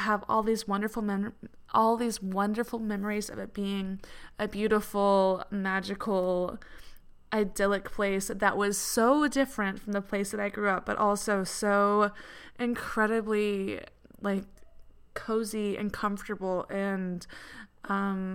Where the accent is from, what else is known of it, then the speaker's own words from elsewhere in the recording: Atlanta, Georgia, United States; moved away as an adult; also born or lived in England; I grew up in Atlanta and moved to England when I was 20